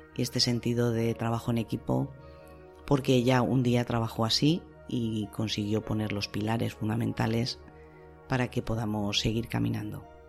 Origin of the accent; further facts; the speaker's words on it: Salamanca, Castile and León, Spain; en Salamanca, que es mi tierra